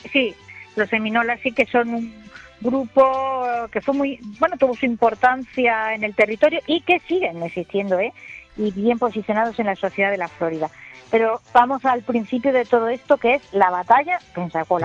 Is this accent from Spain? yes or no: yes; El Borge, Andalusia, Spain; soy del Borges